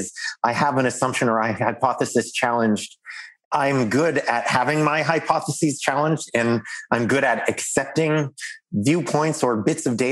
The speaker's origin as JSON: {"language": "English", "country": "Canada", "said": "as a Canadian loudmouth"}